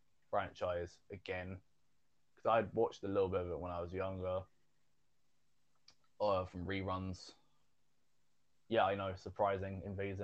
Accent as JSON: {"language": "English", "country": "United Kingdom", "said": "I'm fucking British."}